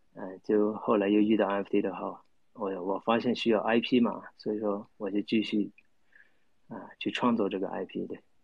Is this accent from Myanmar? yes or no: yes; Myanmar; 我是来自缅甸，对，我是来自缅甸